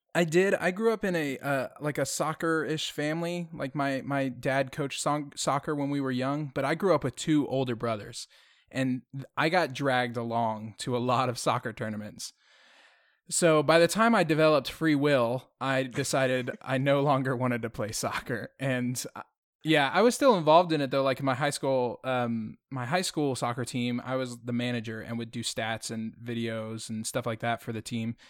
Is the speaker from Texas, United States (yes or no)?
yes; Houston, Texas, United States; moved away; I'm originally from Houston